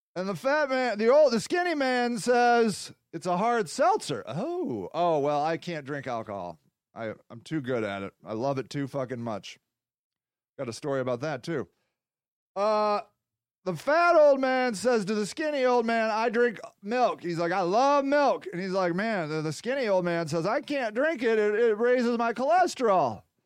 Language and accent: English; United States; I'm American